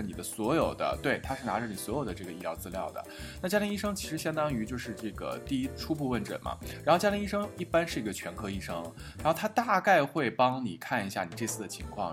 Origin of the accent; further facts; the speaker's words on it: China; now in Europe; 我们中国人